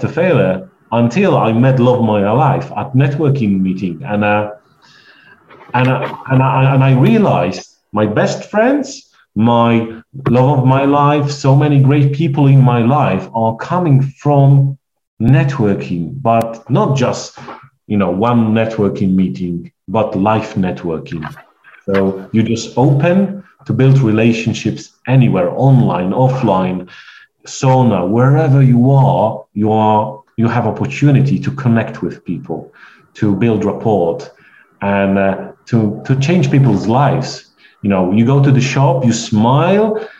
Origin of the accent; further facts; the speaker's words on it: Poland; English is a second language; moved away; my accent, because I'm a stranger, and I'm Polish